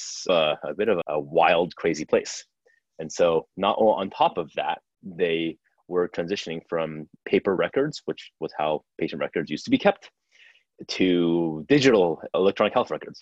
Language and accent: English; New Jersey, United States; moved away as an adult; also born or lived in Taipei, Taiwan; now in San Francisco, United States; grew up in Jersey